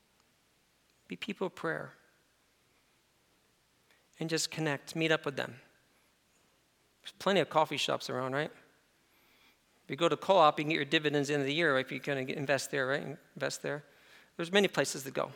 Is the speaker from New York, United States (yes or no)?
yes; upstate New York, United States; I'm from New York, so I'm upstate New York